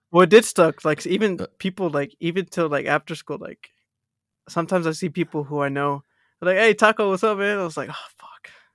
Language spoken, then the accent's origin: English; Texas, United States; accent: American; now in Australia; I'm from Texas